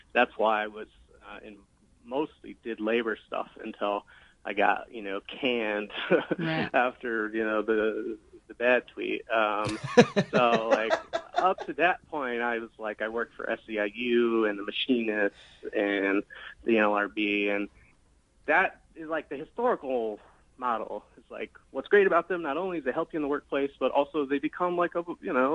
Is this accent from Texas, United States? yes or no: yes; Texas, United States; I grew up lower class in Texas